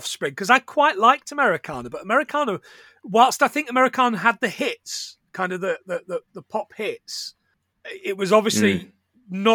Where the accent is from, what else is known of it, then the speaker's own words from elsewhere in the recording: Bradford, Yorkshire and the Humber, United Kingdom; We grew up in Bradford